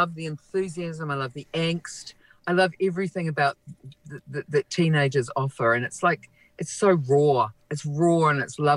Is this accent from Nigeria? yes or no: no; Auckland, New Zealand; now in Wellington, New Zealand; I'm from South Auckland. I'm from Papatoetoe, Otara, South Side